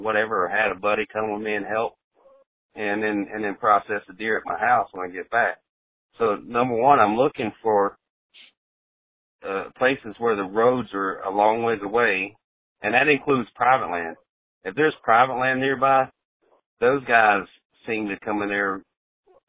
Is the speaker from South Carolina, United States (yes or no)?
yes; South Carolina, United States; moved away; I grew up in South Carolina